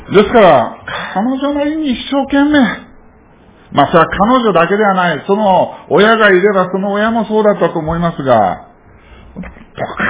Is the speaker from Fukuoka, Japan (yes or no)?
yes; Fukuoka, Japan; 私は福岡生まれなんですね。近くにあの、いわゆる武田鉄矢の家なんかある ところなんですけどもね